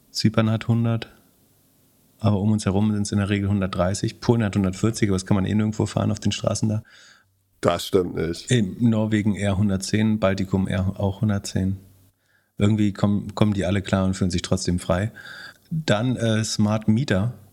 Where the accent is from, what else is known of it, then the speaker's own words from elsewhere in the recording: West Germany, Germany; Das musst du mir erklären als Wessi.